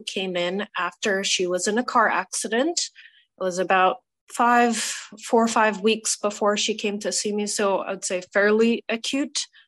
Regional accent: New York, United States; also born or lived in Boston; I grew up in New York State

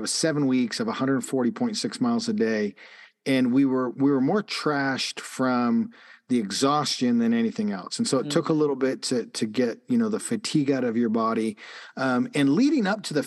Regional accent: Calgary, Alberta, Canada; moved away; The high school that I went to in Canada, I grew up in Calgary

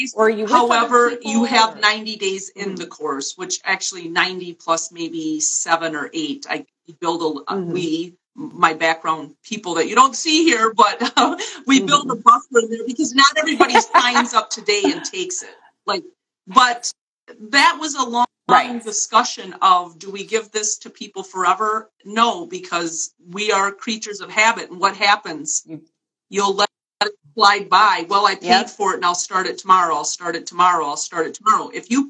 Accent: New York City, New York, United States; now in Wisconsin, United States; I live in a small town in Wisconsin, and I moved here from New York City, despite the fact that I now have this accent.

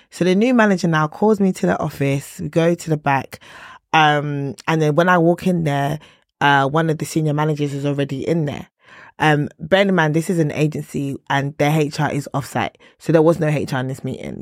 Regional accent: Nigeria; I'm Nigerian

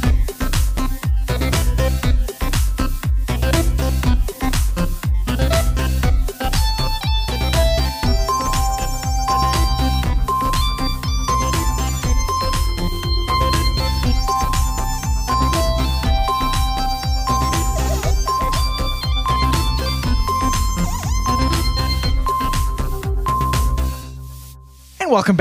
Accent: Canada; James and I, we're Canadian

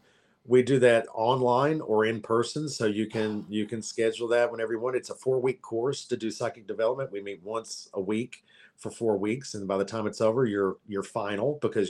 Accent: Kentucky, United States; moved away; because I'm … from Kentucky.

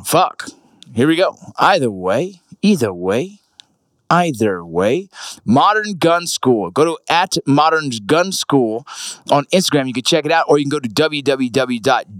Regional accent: San Fernando, California, United States; moved away as an adult; also born or lived in Kentucky; now in Utah, United States; I grew up in San Fernando

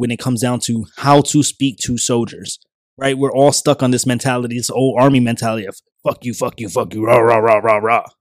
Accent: New York, United States; moved away; I'm a kid from New York

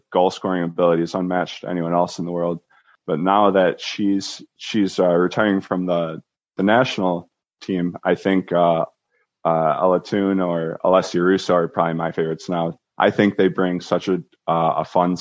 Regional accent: United States; As an American

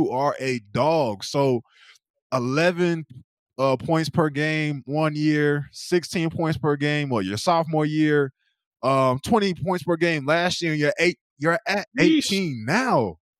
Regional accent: North Carolina, United States; moved away as an adult; I'm from North Carolina, Madi, and I came to Oklahoma knowing nobody.

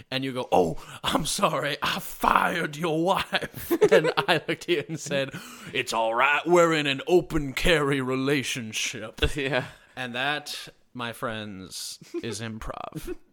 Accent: Texas, United States; I'm married to a gun and and oh I'm from Texas

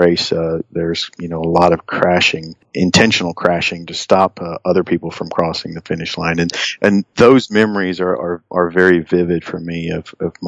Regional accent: England, United Kingdom; now in United States; I grew up in England

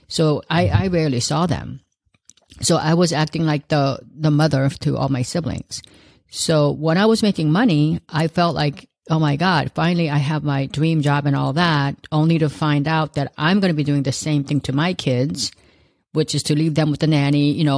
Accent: South Korea; also born or lived in Los Angeles; now in United States; It's a long story, but I immigrated here from South Korea back in 1971, and then from there to Los Angeles. I lived there for most of my life, and I still live there part of the time.

